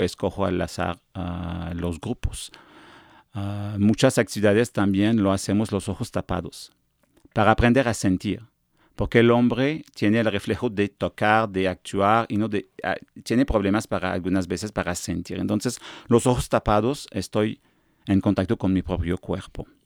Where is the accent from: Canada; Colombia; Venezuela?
Canada; Quebec; accent: afrancesado; Spanish is a second language; moved away as an adult; now in Mexico; soy de Quebec, la parte francesa de Canadá